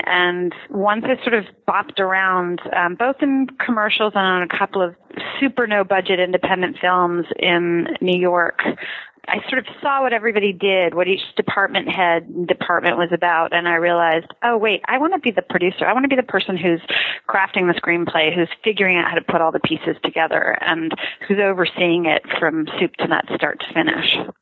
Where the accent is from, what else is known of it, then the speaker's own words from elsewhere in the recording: Canada; I grew up in Canada